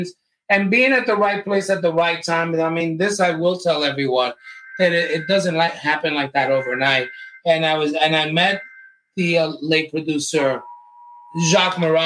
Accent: New York City, New York, United States; also born or lived in Manhattan / Coney Island; And then I was raised in Brooklyn. And Brownsville, Brooklyn

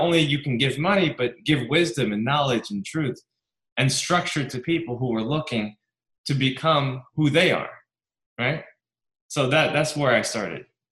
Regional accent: New York, United States; I grew up very poor in New York

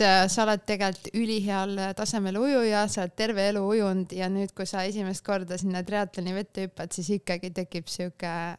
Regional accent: Vinni, Lääne-Viru County, Estonia; ma olen Vinnist pärit, Vinni lähedalt Pajustist

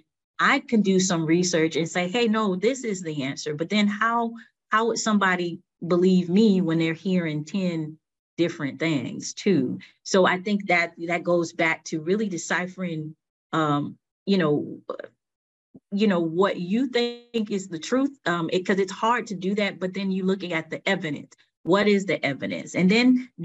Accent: Riviera Beach, Florida, United States; I grew up in Riviera Beach, right? And you know, growing up in Riviera Beach, Florida was the Raw

